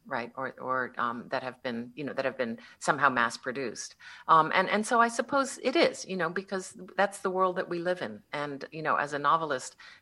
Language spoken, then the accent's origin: English; Connecticut, United States; I grew up in Connecticut